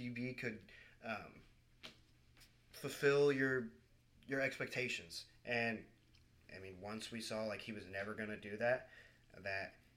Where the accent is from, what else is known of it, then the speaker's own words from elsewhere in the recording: Cincinnati, Ohio, United States; I'm from Cincinnati